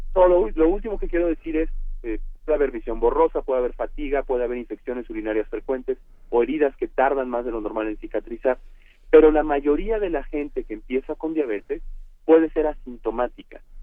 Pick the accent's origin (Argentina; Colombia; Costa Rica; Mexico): Mexico; en México por definición somos hispanos